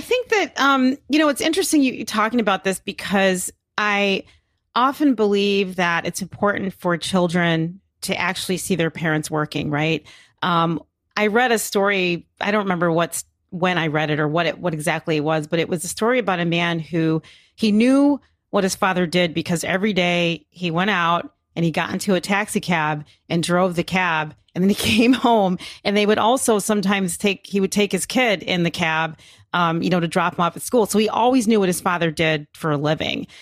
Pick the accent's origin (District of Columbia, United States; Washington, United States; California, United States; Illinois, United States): Illinois, United States; Chicago; I grew up in Hyde Park, which is a, n-, a neighborhood in Chicago